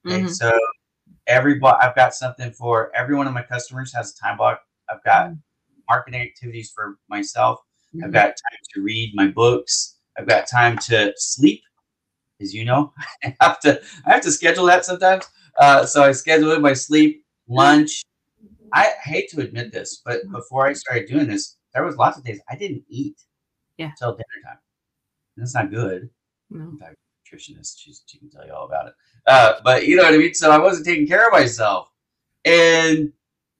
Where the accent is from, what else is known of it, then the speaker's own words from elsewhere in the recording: Las Vegas, Nevada, United States; now in Los Angeles, United States; Vegas is where I grew up